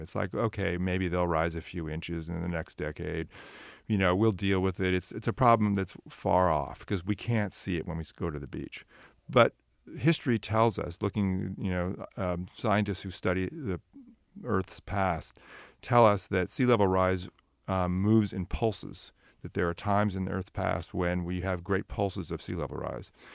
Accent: Sunnyvale, California, United States; I grew up in Sunnyvale

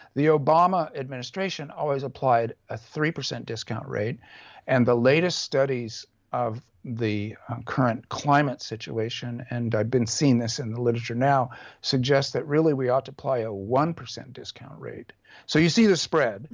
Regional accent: California, United States; a nineteen seventies hippie leftist, California Buddhist, um, um, uh, American left winger

